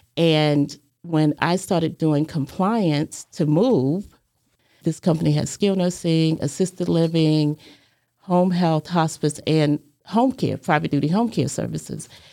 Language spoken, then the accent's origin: English; Hampton, Virginia, United States; moved away as an adult; also born or lived in New York; now in Chattanooga, United States; I was born in Hampton, Virginia, and I grew up there.